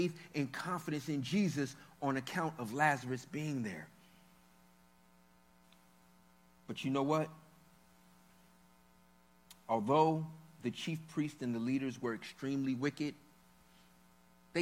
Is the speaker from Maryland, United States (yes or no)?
yes; Maryland, United States; growing up in Maryland